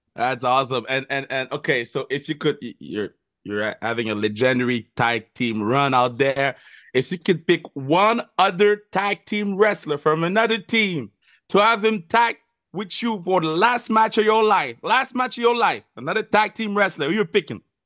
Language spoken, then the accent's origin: English; Montreal, Quebec, Canada; When you come to Montreal, we'll make sure that y- y- you feel flashy, even in my hometown